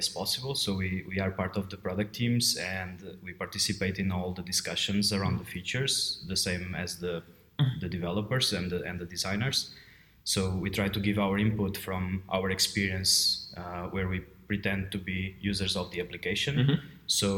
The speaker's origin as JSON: {"language": "English", "country": "Portugal", "also_born_or_lived": "Brno, Czech Republic", "moved": "as an adult", "lives_now": "Prague, Czech Republic", "said": "I'm from Portugal, but I've been living in the Czech Republic for a long time. It's been 11 years now."}